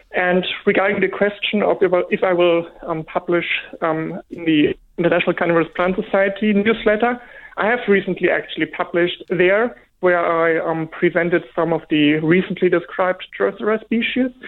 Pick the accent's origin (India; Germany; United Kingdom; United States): Germany; English is a second language; moved away as an adult; now in Australia; I grew up in, in Germany, as you may hear from my from my accent.